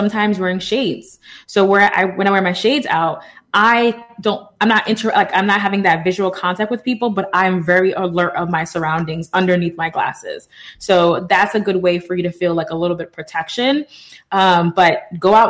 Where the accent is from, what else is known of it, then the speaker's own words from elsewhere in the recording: New York City, New York, United States; I'm from the Bronx